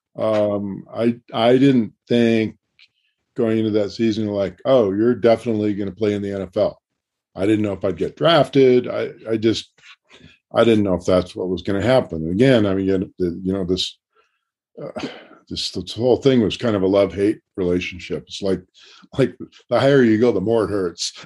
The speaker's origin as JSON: {"language": "English", "town": "Portland", "country": "United States", "tie": "born or raised there", "also_born_or_lived": "Baltimore", "moved": "yes", "said": "I just moved back to my hometown"}